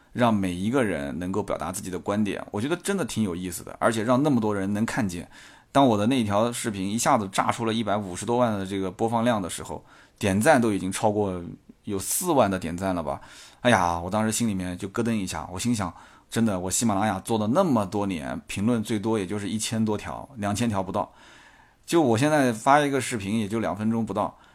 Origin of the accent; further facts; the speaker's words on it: Nanjing, Jiangsu, China; accent: Nanjing; 到今天还有很重的南京口音